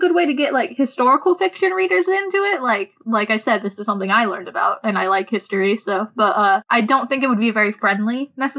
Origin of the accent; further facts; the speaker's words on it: Oregon, United States; I'm from Oregon, so we all learn about the Donner Party.